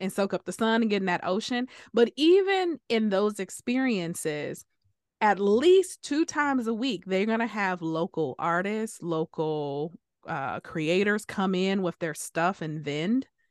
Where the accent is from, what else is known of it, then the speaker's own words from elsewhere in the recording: Detroit, Michigan, United States; we came from Detroit